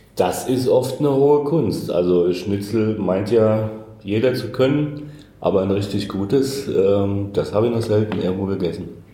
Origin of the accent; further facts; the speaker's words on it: Hesse, Germany; ich bin Hesse. Ähm, deshalb sage ich immer Dorscht, also Durst